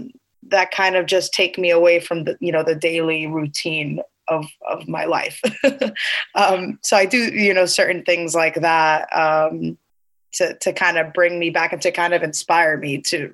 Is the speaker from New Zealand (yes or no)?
no; United States; born there; I am Cuban and I'm first generation American. I was born here in America.